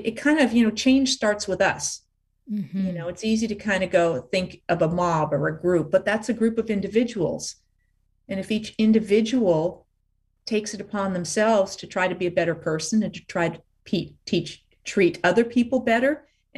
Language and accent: English; Los Angeles, California, United States; So she and my father ended up moving to LA just before I was born.